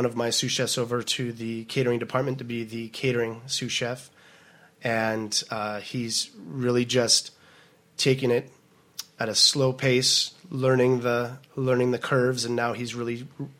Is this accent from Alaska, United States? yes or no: no; Portland, Oregon, United States; also born or lived in Maui, Hawaii; now in Seattle, United States; Born and raised in Portland, Oregon